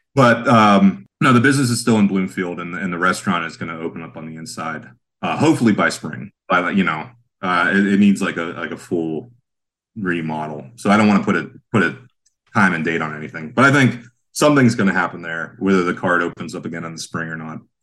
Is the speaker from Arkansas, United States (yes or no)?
no; Sharon, Pennsylvania, United States; now in Pittsburgh, United States; I'm from Sharon